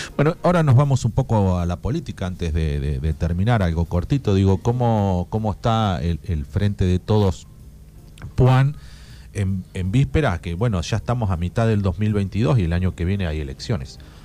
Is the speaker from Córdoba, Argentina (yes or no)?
no; Puan, Buenos Aires Province, Argentina; yo soy de Puan